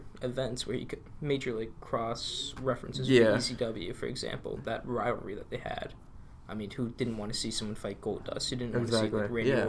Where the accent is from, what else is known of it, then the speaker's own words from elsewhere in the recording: New Jersey, United States; We're both from New Jersey.